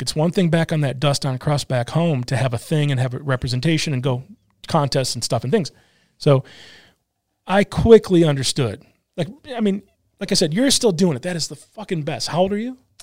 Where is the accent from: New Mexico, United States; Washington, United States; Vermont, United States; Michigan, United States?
Michigan, United States; now in Portland, United States; I'm a kid from Michigan